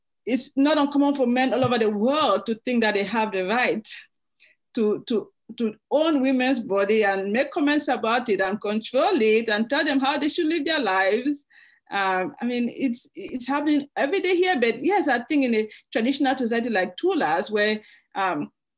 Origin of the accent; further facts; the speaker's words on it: Limbe, Southwest Region, Cameroon; first language English; moved away; My hometown of Limbe